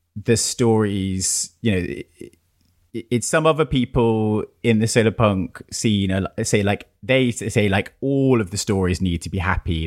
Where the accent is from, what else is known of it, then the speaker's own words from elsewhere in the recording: United Kingdom; being British